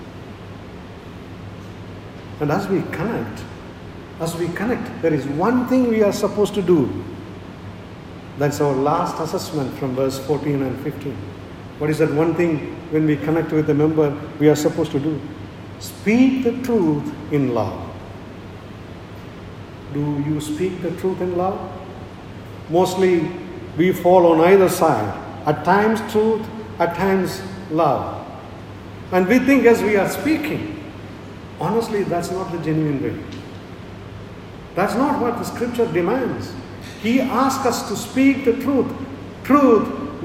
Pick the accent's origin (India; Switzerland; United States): India; I am an Indian